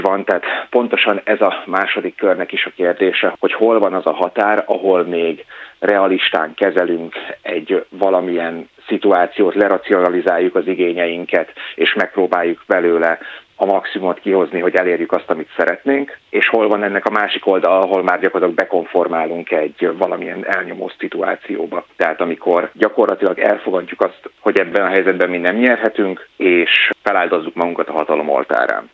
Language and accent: Hungarian; Hungary; Magyarországról származom